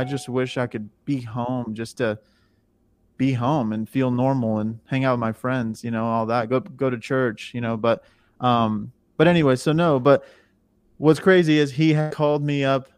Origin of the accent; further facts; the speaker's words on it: Missouri, United States; moved away as an adult; now in Nashville, United States; I'm from Missouri